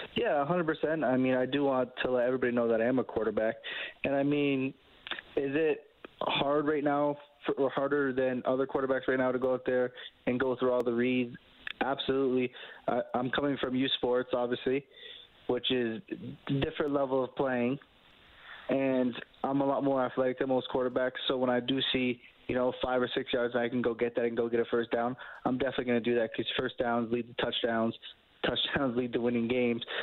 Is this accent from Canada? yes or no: yes; Canada; being a Canadian quarterback